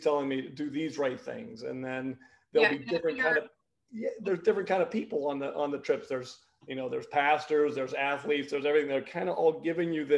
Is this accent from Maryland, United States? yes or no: no; Pittsburgh, Pennsylvania, United States; I grew up in Pittsburgh, Pennsylvania, in the 70s and 80s when hockey was not a big sport here in Pittsburgh.